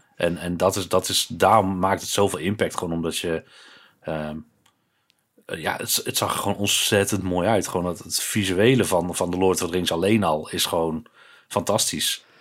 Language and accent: Dutch; Breda, North Brabant, Netherlands; ik ben opgegroeid in Breda, natuurlijk een, een grotere stad